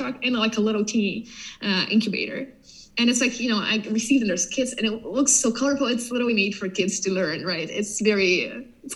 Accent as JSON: {"language": "English", "country": "Ukraine", "said": "I'm from Ukraine"}